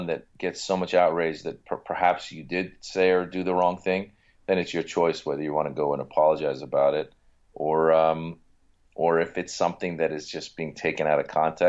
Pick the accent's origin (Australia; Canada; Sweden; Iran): Iran; English is a second language; now in United States; because, you know, we come from Iran, we come to America, you don't know anybody, you're learning the language. I mean, I learn English in Iran, but now it's every day.